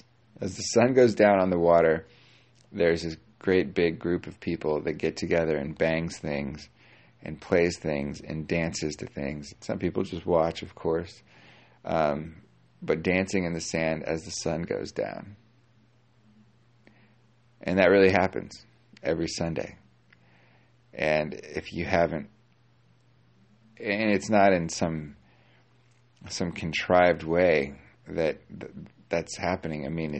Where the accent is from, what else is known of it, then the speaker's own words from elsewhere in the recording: California, United States; born there; But I'm not. I'm from all over the place. And although I was born in SoCal, so maybe you get your accent when you're born.